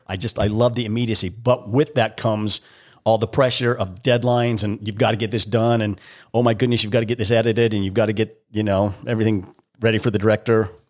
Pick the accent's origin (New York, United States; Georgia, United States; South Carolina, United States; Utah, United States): Utah, United States; Springville; I grew up in Springville, Utah